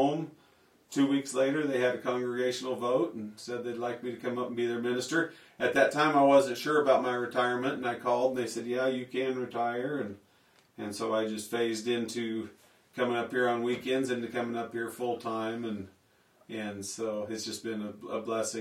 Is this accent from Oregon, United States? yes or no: no; Lamar, Colorado, United States; moved away as an adult; also born or lived in Sterling, Colorado; now in Riverton, United States; I was born in Lamar, Colorado